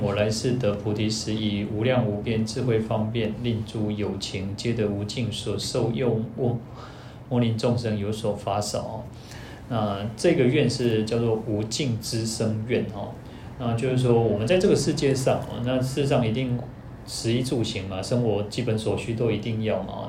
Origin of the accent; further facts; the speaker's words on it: Taiwan; 我们台湾人英文，一般英文比较差一点嘛